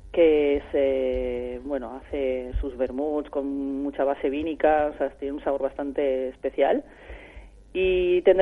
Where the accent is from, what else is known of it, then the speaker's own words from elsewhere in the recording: Barcelona, Catalonia, Spain; en Barcelona, que fue donde empezó el proyecto, bueno, porque nosotros somos